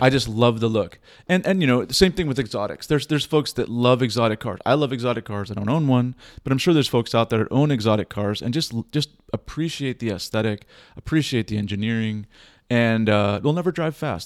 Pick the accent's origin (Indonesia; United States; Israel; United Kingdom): United States; Boston, Massachusetts; now in Pacific Northwest, United States; I'm a Boston native